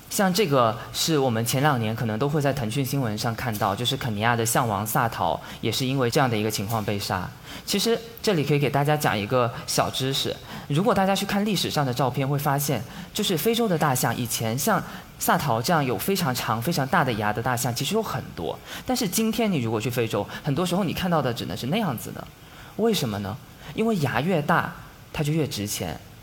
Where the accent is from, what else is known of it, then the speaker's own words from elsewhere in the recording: China; 我们中国人